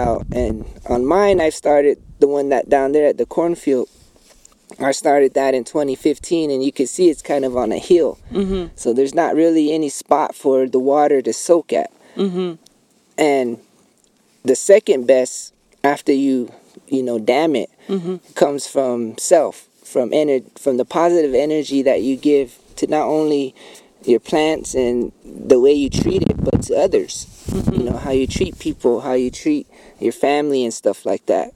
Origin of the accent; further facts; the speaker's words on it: Bacavi, Arizona, United States; I'm from Bacovi, Arizona. Hopi. Third Mesa